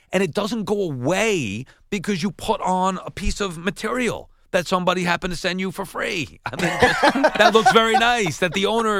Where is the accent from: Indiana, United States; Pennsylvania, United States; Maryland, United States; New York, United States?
New York, United States; Long Island; Maybe it's because I'm from Long Island.